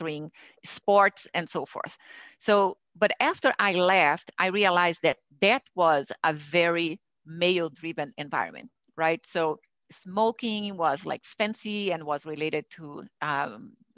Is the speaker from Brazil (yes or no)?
yes; Brazil; moved away; I'm originally from Brazil, and I grew up in a family where I could see actually women doing things